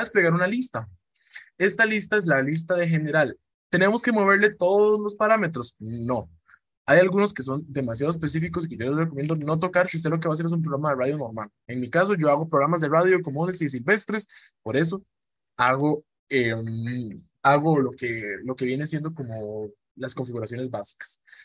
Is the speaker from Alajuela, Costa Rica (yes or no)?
no; Cartago, Costa Rica; Yo provengo de Costa Rica, de la noble y leal ciudad de Cartago, aquí en Costa Rica